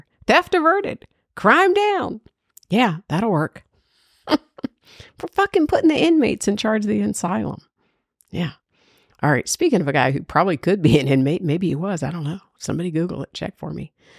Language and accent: English; Georgia, United States; Now, this story, everybody knows I'm from Georgia. I'm a Bulldog fan. I put three girls through UGA.